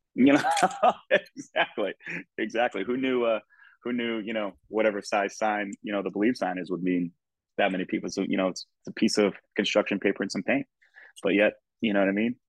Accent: United States; as an American, you know, soccer fan, football fan from here

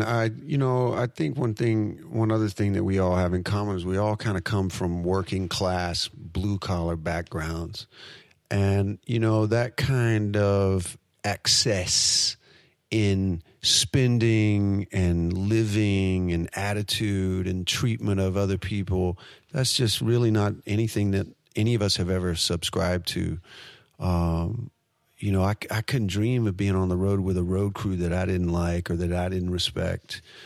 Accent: United States; being an American

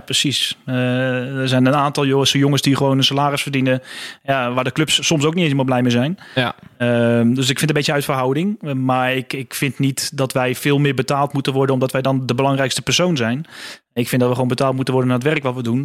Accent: Houten, Utrecht, Netherlands; ik zat dus in Houten op school

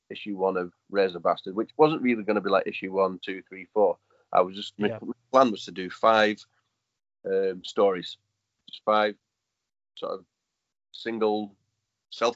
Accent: United Kingdom; little town called Lee

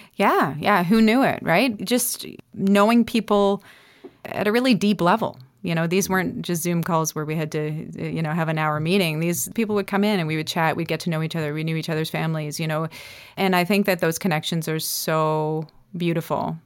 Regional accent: North Bay, Ontario, Canada; moved away as an adult; now in Nova Scotia, Canada; I was kind of a trouble high school kid growing up in Northern Ontario without too much

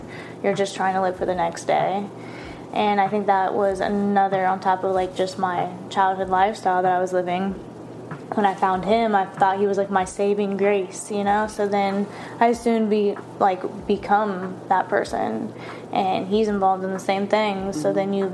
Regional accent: Florida, United States; moved away; I'm originally from Florida

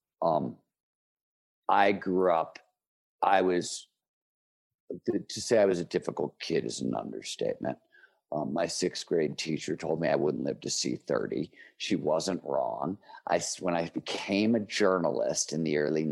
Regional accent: Cleveland, Ohio, United States; I grew up in Cleveland, Ohio in the 1970s

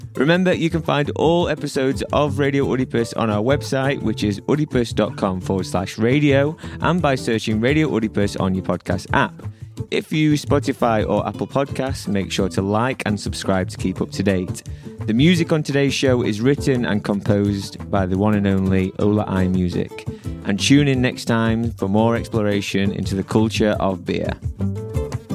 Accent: Manchester, North West England, United Kingdom; I'm from Manchester.

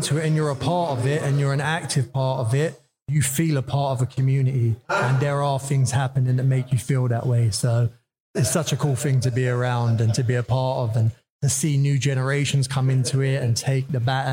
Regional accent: London, United Kingdom; From London, Northwest London.

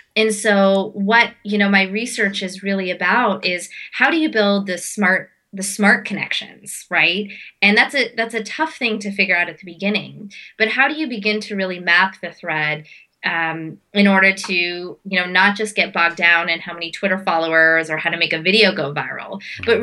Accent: Pittsburgh, Pennsylvania, United States; I was born in Pittsburgh, Pennsylvania. So my life um, um, was sort of surrounded by uh, suburban Pennsylvania and summers in India

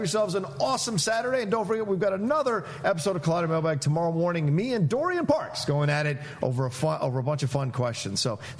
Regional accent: Virginia, United States; moved away; Growing up in the South in Virginia, bluegrass music was something that I was always around, and spirituals and things of that nature, so Oh Brother always makes me feel like I'm back in Virginia.

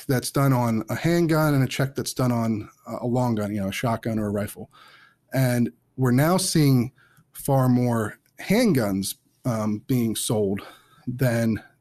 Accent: Chester County, Pennsylvania, United States; moved away as an adult; now in Washington, D.C., United States; I grew up in Pennsylvania. I grew up in Chester County, which is, you know, outside of Philadelphia.

